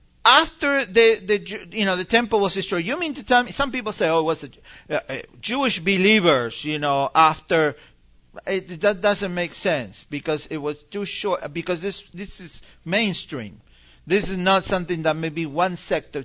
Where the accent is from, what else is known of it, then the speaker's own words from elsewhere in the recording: Argentina; moved away; I grew up in Argentina.